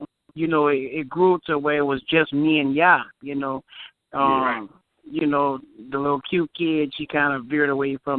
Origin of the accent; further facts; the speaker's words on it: New Orleans, Louisiana, United States; I was born in New Orleans. I grew up in the Melpomene Projects